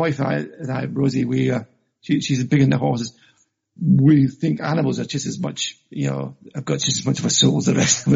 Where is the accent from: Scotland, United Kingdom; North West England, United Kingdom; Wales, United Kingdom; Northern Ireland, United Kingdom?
Scotland, United Kingdom; Glasgow; moved away; also born or lived in Dumfries; I was born in Glasgow actually myself